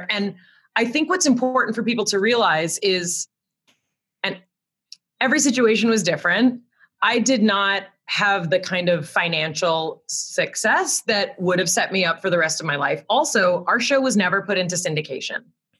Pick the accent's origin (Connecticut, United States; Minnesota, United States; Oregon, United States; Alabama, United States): Connecticut, United States; I don't have a great story of like, here, I came from Connecticut. Like, no one was coming from Connecticut.